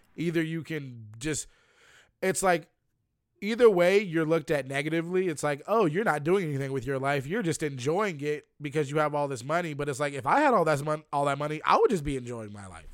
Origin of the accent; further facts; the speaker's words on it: Lynchburg, Virginia, United States; I'm from Lynchburg, Virginia